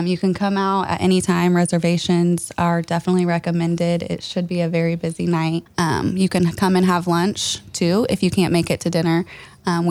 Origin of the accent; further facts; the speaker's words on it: Franklin, Indiana, United States; We're both from Franklin here